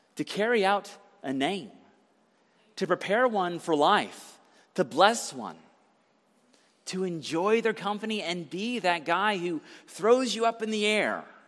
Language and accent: English; Conyers, Georgia, United States; I grew up in Conyers, Georgia.